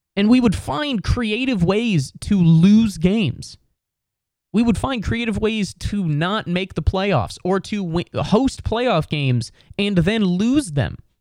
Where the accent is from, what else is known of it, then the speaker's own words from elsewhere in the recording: Cincinnati, Ohio, United States; I'm basically from Cincinnati. I'm from the suburbs